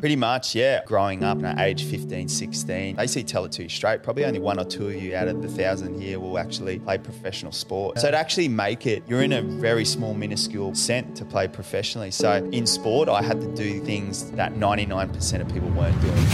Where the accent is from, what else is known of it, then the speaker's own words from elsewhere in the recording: Brisbane, Queensland, Australia; We grew up in Western Brisbane, so not much money